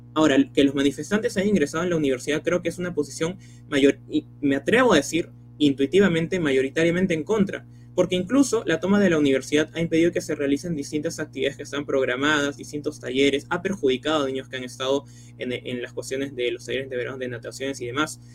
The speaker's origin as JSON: {"language": "Spanish", "town": "Chimbote", "region": "Ancash", "country": "Peru", "lives_now": "Nuevo Chimbote, Peru", "said": "Nací en Chimbote, pero hace unos años me mudé a Nuevo Chimbote"}